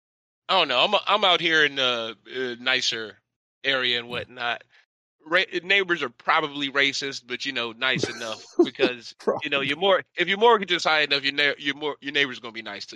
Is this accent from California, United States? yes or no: no; Charlotte, North Carolina, United States